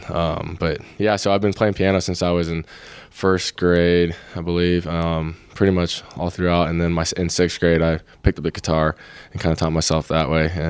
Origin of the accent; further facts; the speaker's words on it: Clearwater Beach, Florida, United States; now in California, United States; I grew up in around Clearwater Beach by Indian Rocks Beach, uh, Florida.